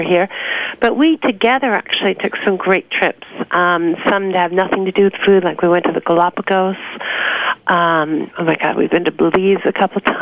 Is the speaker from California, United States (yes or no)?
no; New York City, New York, United States; also born or lived in Long Island; I was born and raised in New York.